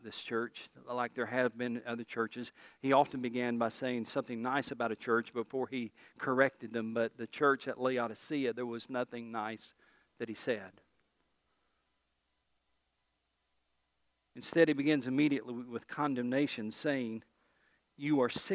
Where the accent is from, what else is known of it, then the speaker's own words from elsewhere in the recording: East Tennessee, United States; I'm from East Tennessee